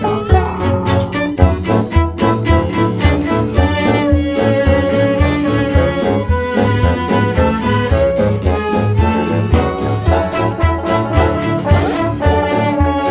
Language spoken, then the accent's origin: English; Brampton, Ontario, Canada; We grew up in Brampton